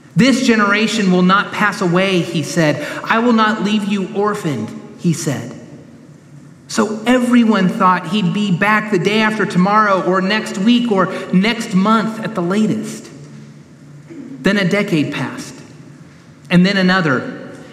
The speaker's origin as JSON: {"language": "English", "town": "Sacramento", "region": "California", "country": "United States", "tie": "born or raised there", "moved": "yes", "lives_now": "Knoxville, United States", "said": "When I was growing up in Sacramento, I remember going into the Berean Christian bookstore in town. I was in high school"}